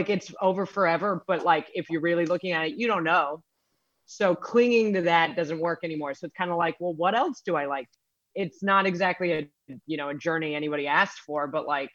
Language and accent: English; United States; I'm American